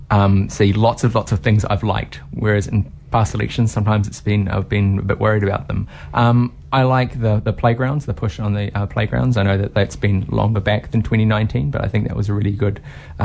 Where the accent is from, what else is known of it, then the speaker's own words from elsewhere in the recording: Whangarei, Northland, New Zealand; moved away as an adult; now in Hamilton, New Zealand; I'm originally from Northland, from Whangarei, and I ended up staying.